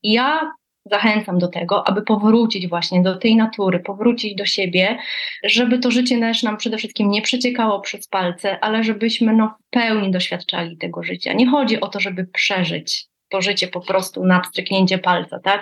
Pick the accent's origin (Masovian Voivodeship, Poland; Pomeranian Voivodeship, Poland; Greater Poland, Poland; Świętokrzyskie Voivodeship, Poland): Pomeranian Voivodeship, Poland; Gdańsk; Tutaj u nas w Gdańsku, bo pochodzę z Gdańska